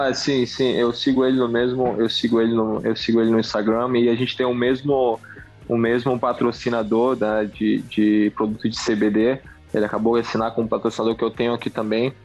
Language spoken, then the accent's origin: Portuguese; Novo Aripuanã, Amazonas, Brazil; moved away as an adult; also born or lived in Pachuca, Mexico; now in United States; na cidade que eu nasci. O nome da cidade é Novo Aripuanã. É, fica no Rio Madeira, a 360 quilômetros de Manaus